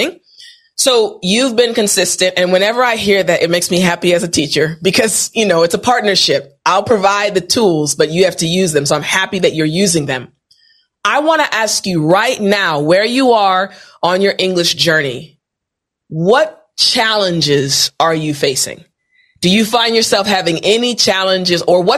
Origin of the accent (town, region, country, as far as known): United States